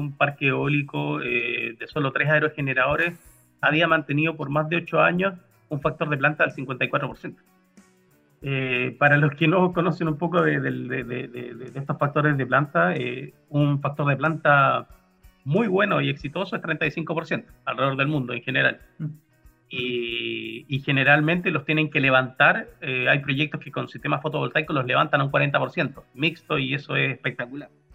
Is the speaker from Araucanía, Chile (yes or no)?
no; Puerto Varas, Los Lagos, Chile; also born or lived in Santiago, Chile; now in Magallanes, Chile; siendo oriundo de, Porto de Varas